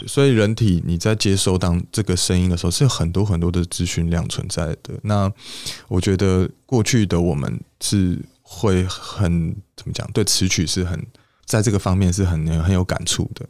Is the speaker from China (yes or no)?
no; Taipei, Taiwan; 毕竟我是一个台北小孩嘛， 那我其实是在北投的山上长大，我在这个大屯山上长大